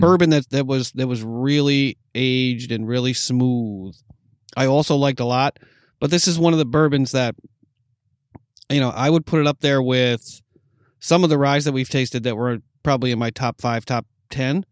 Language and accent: English; New York, United States; moved away; growing up in New York